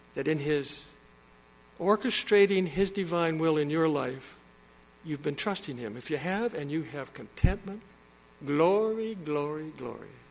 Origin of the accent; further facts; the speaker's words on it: Saskatchewan, Canada; I was born in Saskatchewan.